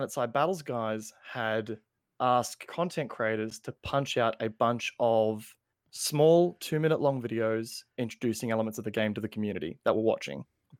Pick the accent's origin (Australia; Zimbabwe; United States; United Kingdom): Australia; And I'm Australian